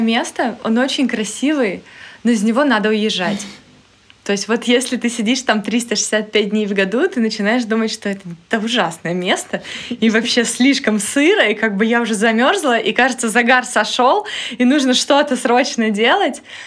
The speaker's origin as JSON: {"language": "Russian", "town": "Taganrog", "region": "Rostov Oblast", "country": "Russia", "tie": "born or raised there", "moved": "yes", "lives_now": "Saint Petersburg, Russia", "said": "Сейчас я э, на исторической своей родине, да, в доме, в котором я родилась, выросла, в Таганроге, mm-hmm. на юге."}